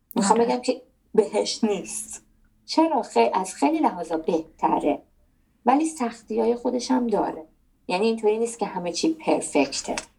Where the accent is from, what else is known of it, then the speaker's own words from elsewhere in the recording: Iran; moved away as an adult; also born or lived in Netherlands; now in Germany; من در نهایت وطنم ایرانه من ایرانیم